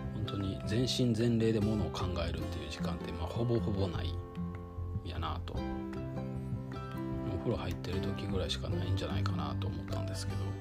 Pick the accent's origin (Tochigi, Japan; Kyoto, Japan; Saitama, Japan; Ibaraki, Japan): Kyoto, Japan; moved away; そもそも京都で生まれて京都で育って